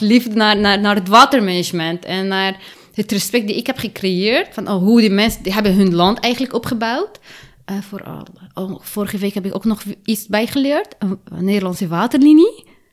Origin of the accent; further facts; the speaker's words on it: Lebanon; now in Netherlands; ik ben in Libanon geboren